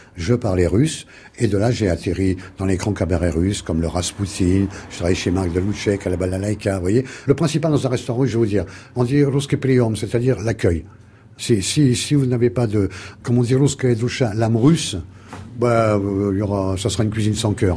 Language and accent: French; France; je suis né en France, je suis la 13 génération, tout le monde m'appelle le russe